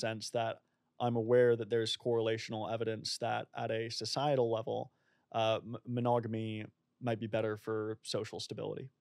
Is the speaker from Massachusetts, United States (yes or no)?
yes; Boston, Massachusetts, United States; moved away as an adult; also born or lived in Oxford; now in Melbourne, Australia; I'm originally from Boston